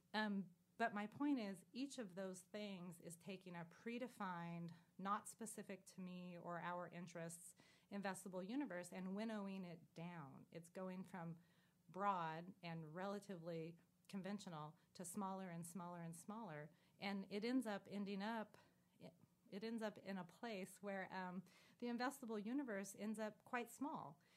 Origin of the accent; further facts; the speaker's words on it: San Joaquin Valley, California, United States; growing up in the San Joaquin Valley of California myself